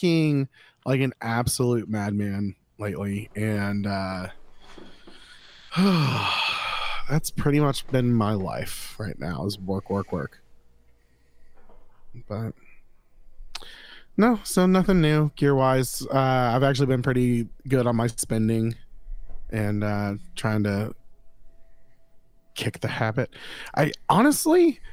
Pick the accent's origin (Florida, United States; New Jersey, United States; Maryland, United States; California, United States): Florida, United States; I'm from Florida